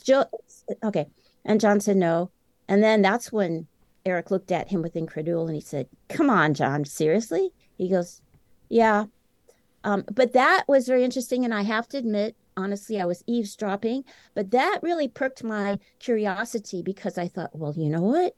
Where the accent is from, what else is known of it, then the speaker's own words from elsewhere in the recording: Champaign-Urbana, Illinois, United States; settled in uh, the academia town of Champaign-Urbana, Illinois, which is where the University of Illinois is located. That's where my two sisters and I were born and raised.